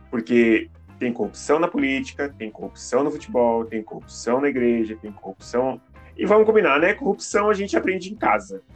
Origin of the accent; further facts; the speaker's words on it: Joinville, Santa Catarina, Brazil; now in Curitiba, Brazil; eu não sou de Curitiba, né? Eu sou de Joinville. Em Joinville, pelo menos no meu bairro